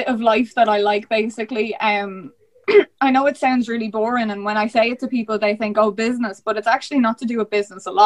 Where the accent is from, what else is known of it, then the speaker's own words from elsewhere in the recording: Ireland; I was from the Irish countryside.